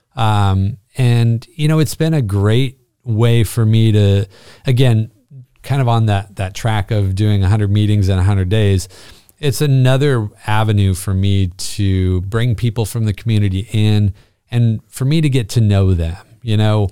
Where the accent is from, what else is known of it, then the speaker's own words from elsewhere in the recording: Bishop, California, United States; moved away as an adult; also born or lived in Panorama City, California; born and raised Californian.